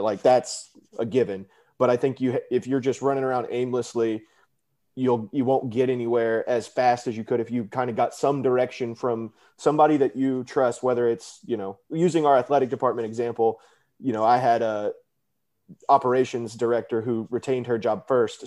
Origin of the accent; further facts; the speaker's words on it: Houston, Texas, United States; also born or lived in Michigan; I'm originally from Houston, Texas